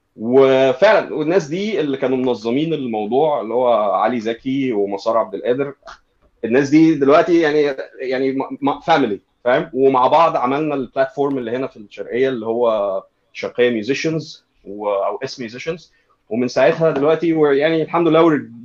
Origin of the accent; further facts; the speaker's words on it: Egypt; احنا في مصر